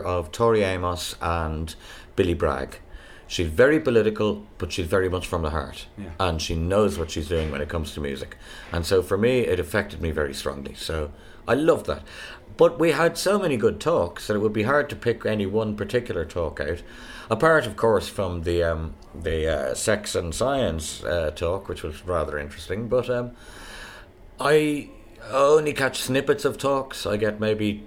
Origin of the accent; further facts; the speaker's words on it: Ireland; moved away; I'm an Irish blow-in